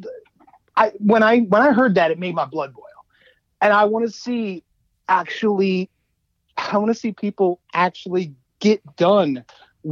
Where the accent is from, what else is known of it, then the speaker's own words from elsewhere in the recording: Baltimore, Maryland, United States; I grew up in East Baltimore